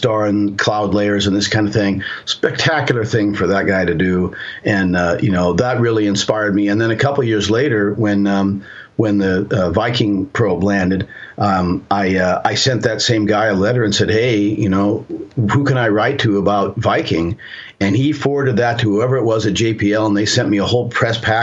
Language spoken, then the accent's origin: English; Seattle, Washington, United States; also born or lived in Colorado; now in San Juan Islands, United States; where I grew up in Seattle